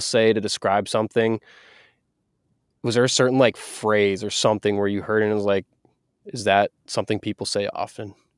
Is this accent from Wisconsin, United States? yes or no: yes; Wisconsin, United States; now in Seattle, United States; I'm from Wisconsin, I moved to Seattle